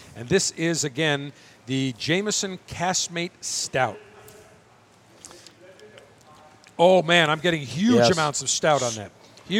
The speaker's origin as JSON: {"language": "English", "town": "Buffalo", "region": "New York", "country": "United States", "tie": "born or raised there", "moved": "yes", "lives_now": "Tampa, United States", "said": "my hometown of Buffalo, specifically South Buffalo"}